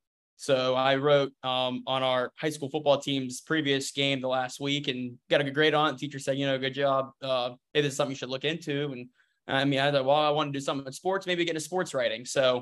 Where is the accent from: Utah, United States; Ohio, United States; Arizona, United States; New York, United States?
Ohio, United States; Shadyside; Well, actually, I'm from Shadyside. So it's like 2 miles. It's like right down the river.